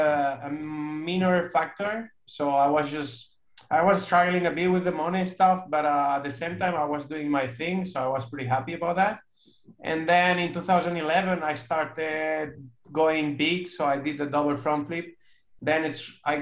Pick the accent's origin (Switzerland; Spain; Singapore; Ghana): Spain; also born or lived in Barcelona; I'm a rider from Spain, living in Barcelona